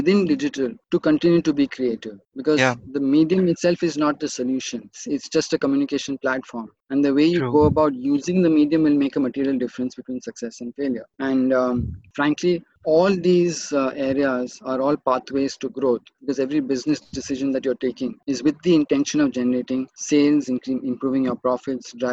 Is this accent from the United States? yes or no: no; Mumbai, Maharashtra, India; as I was growing up in Bombay City